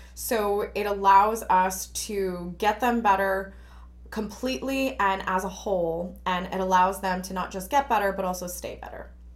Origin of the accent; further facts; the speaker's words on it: Newark, New Jersey, United States; I grew up in Newark, which was, you know, quite industrial